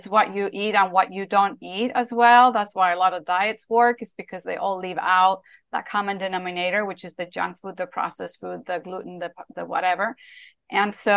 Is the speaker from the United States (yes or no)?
no; Spain; when I was a little girl growing up in Spain